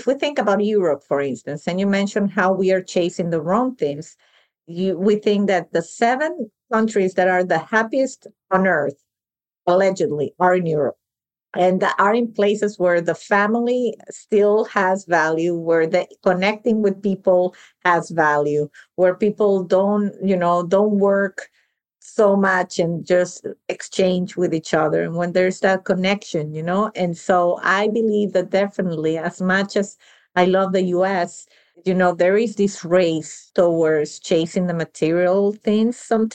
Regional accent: Venezuela; moved away; I was born and raised in Venezuela, but my family is Sicilian.

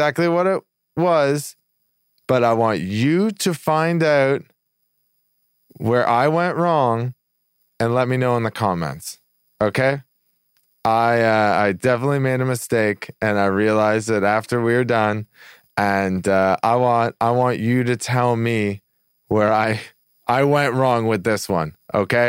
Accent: Canada; I grew up in Canada. I grew up with like, you know, snow like 4 or 5 months out of the year.

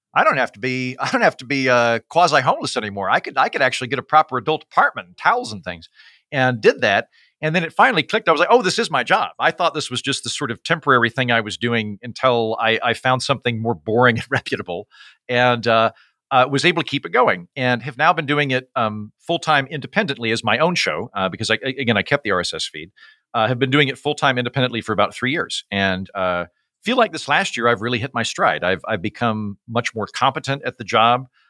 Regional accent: Oklahoma, United States; moved away; I'm from Oklahoma, which is the holster of the Bible Belt

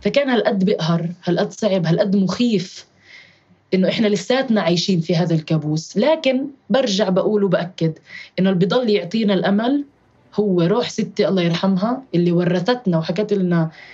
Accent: Jerusalem, Palestine; مدينتي القدس الحبيبة

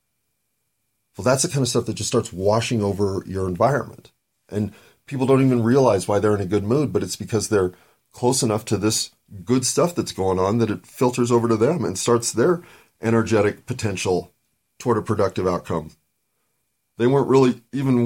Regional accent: United States; being an American

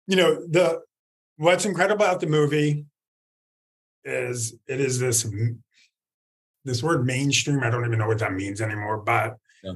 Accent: United States; Being the American.

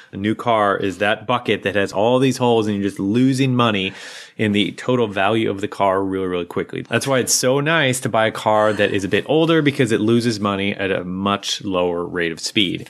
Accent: United States; I'm an American.

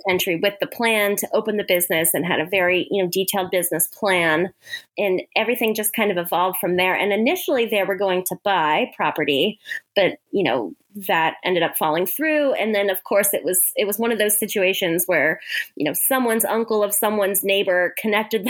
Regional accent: Hawaii, United States; moved away; also born or lived in Arizona / New Zealand; I grew up in Hawaii

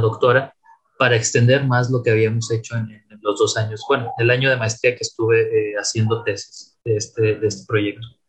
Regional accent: Tampico, Tamaulipas, Mexico; moved away as an adult; also born or lived in Saltillo; now in Monterrey, Mexico; soy originario de la ciudad de Tampico, Tamaulipas

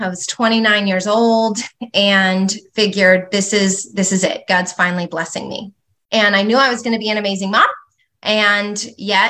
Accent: California, United States; I grew up in California. My children actually are fifth generation Southern Californians

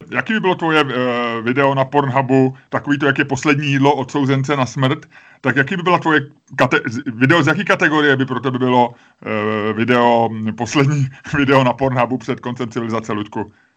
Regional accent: Prague, Czechia; já jsem taky Pražák, já jsem, jak se říká, já to nemám rád, ale křtěnej Vltavou, já jsem z Holešovic

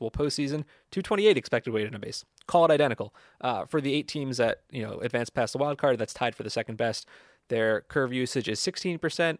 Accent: New Jersey, United States; I'm no Southern California native. I'm from New Jersey

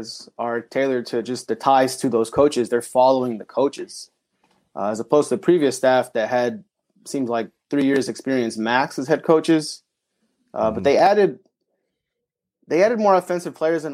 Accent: Papillion, Nebraska, United States; moved away as an adult; also born or lived in Michigan; I'm from Papillion. Yeah, I grew up in Nebraska

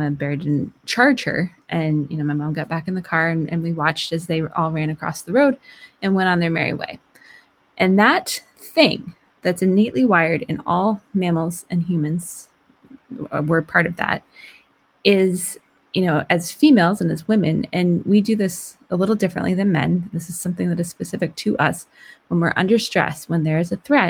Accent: Vermont, United States; moved away; I grew up in Vermont, which is actually where I'm recording this because I'm here helping my mom recover

